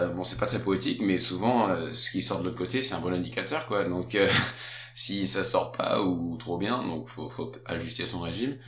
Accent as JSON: {"language": "French", "country": "France", "moved": "yes", "lives_now": "Denmark", "said": "quand on est français"}